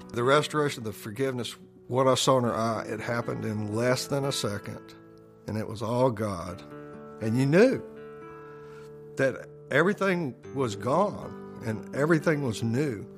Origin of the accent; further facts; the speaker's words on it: Jackson, Mississippi, United States; Born in Jackson, Mississippi. It's kind of a mid sized southern town. Raised Presbyterian